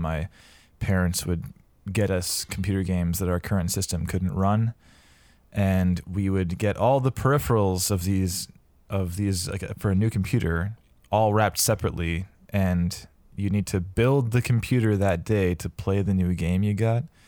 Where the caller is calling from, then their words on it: Vancouver, British Columbia, Canada; I am calling in from Vancouver, British Columbia